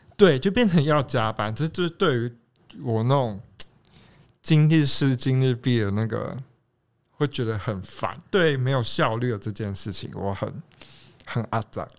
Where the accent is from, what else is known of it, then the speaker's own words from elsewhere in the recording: southern Taiwan, Taiwan; now in Taipei, Taiwan; 我自己是在南部长大的